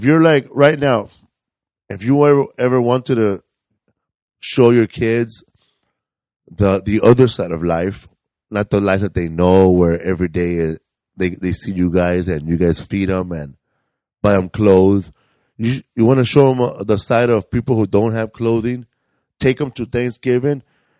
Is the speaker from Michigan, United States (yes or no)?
no; Cleveland, Ohio, United States; I grew up in the Project of Cleveland.